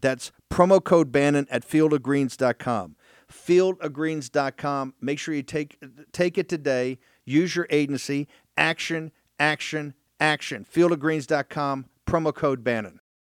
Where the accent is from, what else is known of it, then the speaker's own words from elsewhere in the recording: the South, United States; I'm a Southerner.